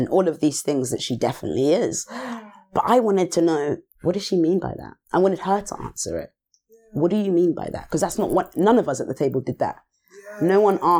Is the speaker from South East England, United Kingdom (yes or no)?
yes; Southampton, South East England, United Kingdom; I grew up in Southampton